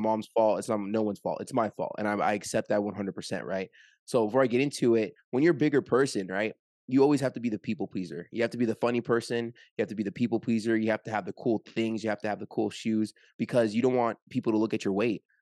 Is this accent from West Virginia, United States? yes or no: no; Orange County, California, United States; moved away as an adult; now in Las Vegas, United States; I'm from Orange County, California, currently live, uh, just moved to Las Vegas